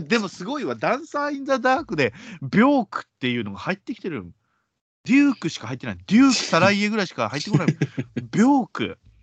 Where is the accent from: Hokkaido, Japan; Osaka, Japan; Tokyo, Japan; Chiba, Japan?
Osaka, Japan; born or raised there; moved away